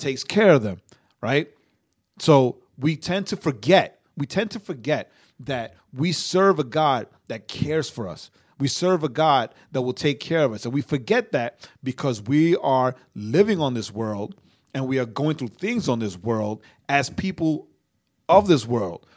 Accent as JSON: {"language": "English", "region": "New York", "country": "United States", "also_born_or_lived": "Puerto Rico", "said": "I'm a New Yorker"}